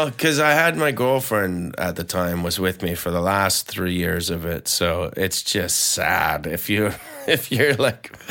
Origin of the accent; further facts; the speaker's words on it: Vancouver, British Columbia, Canada; I'm from Vancouver and uh, and I gave it a go.